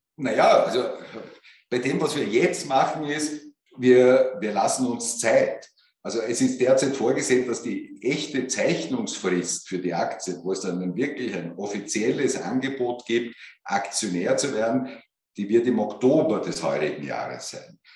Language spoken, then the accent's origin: German; Austria; bei uns in Österreich